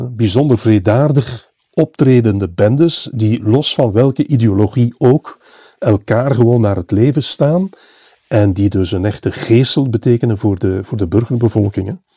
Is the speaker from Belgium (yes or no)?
yes; Flanders, Belgium; bij ons in Vlaanderen